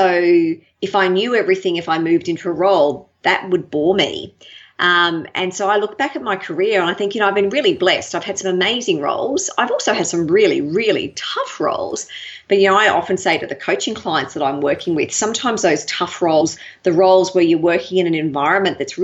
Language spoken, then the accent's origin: English; Brisbane, Queensland, Australia; moved away as an adult; also born or lived in Sydney, Australia; now in Melbourne, Australia; I really enjoyed growing up in Brisbane